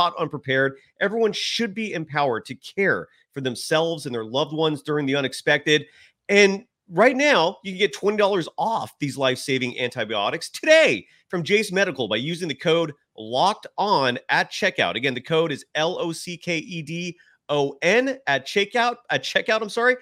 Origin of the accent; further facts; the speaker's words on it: Bay Area, California, United States; I grew up in the Bay Area